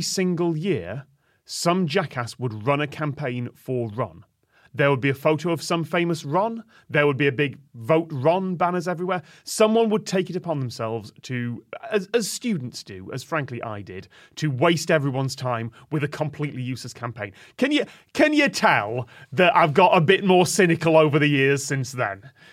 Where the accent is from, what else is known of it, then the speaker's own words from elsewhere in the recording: United Kingdom; Middle of the U K